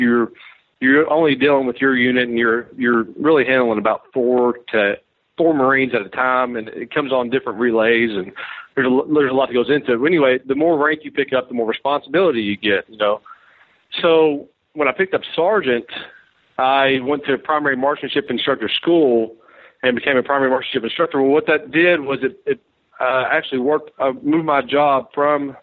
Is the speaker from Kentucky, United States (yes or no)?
yes; Kentucky, United States; moved away as an adult; also born or lived in Hawaii; I'm coming from Kentucky. I traveled a little bit through the Midwest and stuff like that growing up